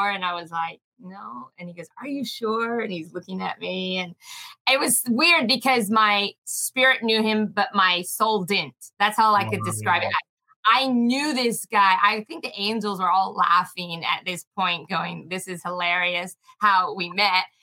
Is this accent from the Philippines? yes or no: yes; Philippines; also born or lived in New Zealand; so I was born in New Zealand, um, but my father's Australian, so I'm half New Zealand, half Aussie. But I grew up in the Philippines.